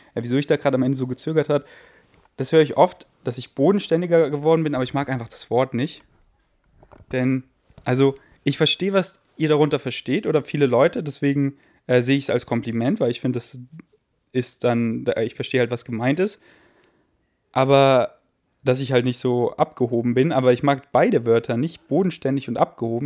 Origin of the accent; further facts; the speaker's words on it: Germany; first language German; also born or lived in Königsleiten, Austria / Berlin / Munich; ich bin 100% Deutscher